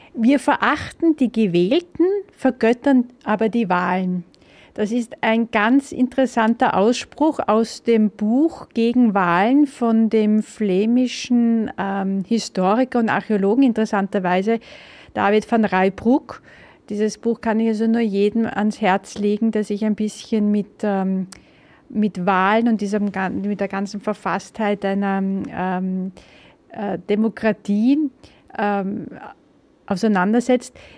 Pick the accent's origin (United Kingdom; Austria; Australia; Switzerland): Austria; bei uns in Österreich